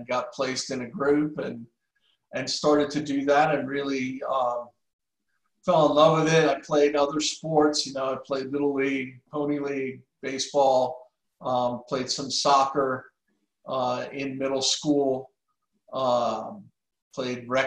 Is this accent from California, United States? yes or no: no; outside Boston, Massachusetts, United States; I grew up outside Boston